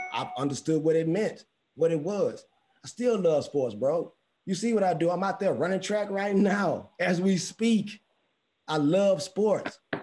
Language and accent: English; Houston, Texas, United States; I'm from Houston. I'm from Houston